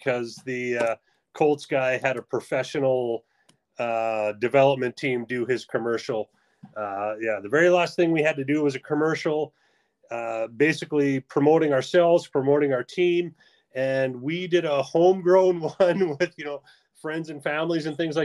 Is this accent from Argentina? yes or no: no; Canada; I played hockey, obviously, being a Canadian